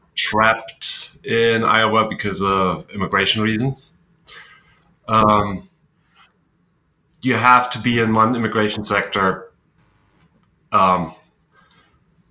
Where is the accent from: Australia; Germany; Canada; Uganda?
Germany; moved away as an adult; now in United States; Born and raised in Germany, I moved to the US in 2006